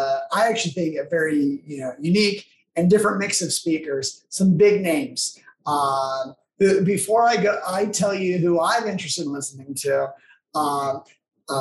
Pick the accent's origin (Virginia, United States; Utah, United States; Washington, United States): Utah, United States; Salt Lake City; It's my hometown